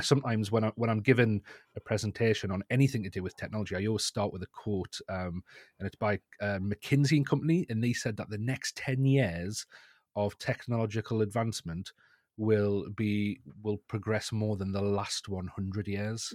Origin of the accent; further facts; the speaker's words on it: North East England, United Kingdom; accent: northeast England; at a group of colleges in the northeast of England. You can probably tell by my accent there.